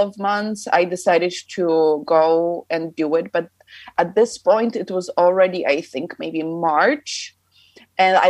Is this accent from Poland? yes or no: yes; Poland; moved away as an adult; also born or lived in California, United States / Miami, United States; now in Austria; So yes, I am from Poland, but technically I was born in the States. I was born in California, kind of by accident, because my family happens to be in the States. But obviously I don't really remember that time, because when I was maybe a year and a half old, my whole family moved back to Poland.